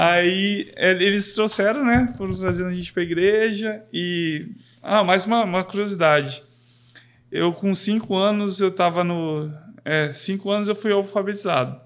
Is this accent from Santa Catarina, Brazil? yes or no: no; Londrina, Paraná, Brazil; sou, sou daqui de Londrina mesmo, tenho meus 30 anos já